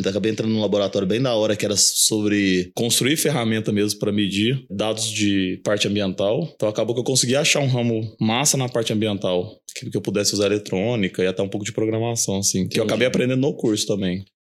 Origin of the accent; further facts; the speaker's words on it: Uberlândia, Minas Gerais, Brazil; also born or lived in São Paulo; Eu nasci aqui em Uberlândia. Eu morei os dois primeiros anos da minha vida em São Paulo, mas logo mudei para cá. Acabou que eu estudei aqui, fiz faculdade aqui também. Morei um ano fora, assim, mas voltei e acabei ficando aqui sempre.